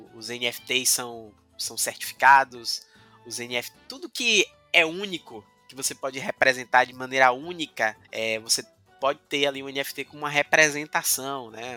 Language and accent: Portuguese; Cachoeira, Bahia, Brazil; now in Salvador, Brazil; na minha cidade natal, Cachoeira